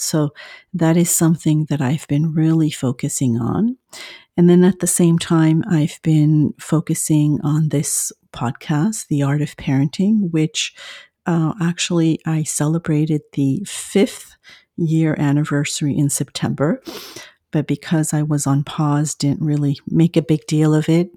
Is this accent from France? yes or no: yes; France; moved away as an adult; now in Southern California, United States; I live in the U S in Southern California, but I am originally from France.